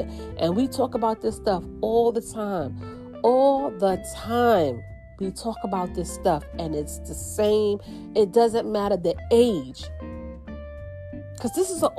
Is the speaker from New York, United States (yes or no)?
yes; New York, United States; I'm from New York